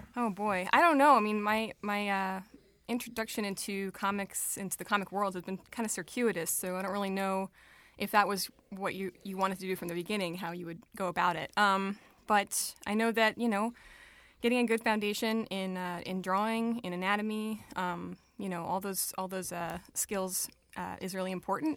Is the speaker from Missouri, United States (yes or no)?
no; Long Island, New York, United States; moved away as an adult; also born or lived in Brooklyn, New York; now in Rochester, United States; raised on Long Island